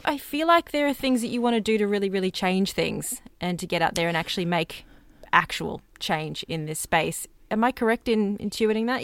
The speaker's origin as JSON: {"language": "English", "country": "Australia", "said": "we're Australian"}